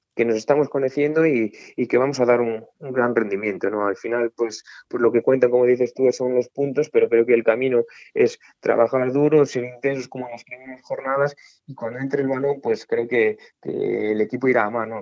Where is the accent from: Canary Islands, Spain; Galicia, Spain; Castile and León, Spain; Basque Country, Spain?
Galicia, Spain; Baños de Molgas; moved away; estoy muy orgulloso de ser de Baños de Mono, ¿no? Al final he crecido ahí